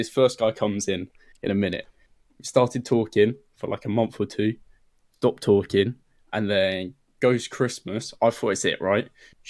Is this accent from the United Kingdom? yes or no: yes; United Kingdom; Like a little north of London.